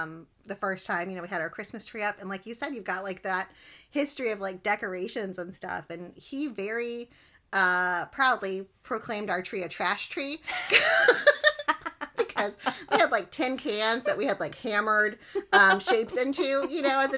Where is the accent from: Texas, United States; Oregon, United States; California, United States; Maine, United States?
Texas, United States; I'm from Texas, and people from Texas love Texas.